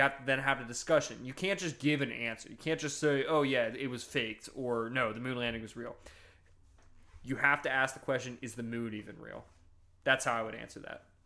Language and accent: English; Northeast, United States; I'm from the Northeast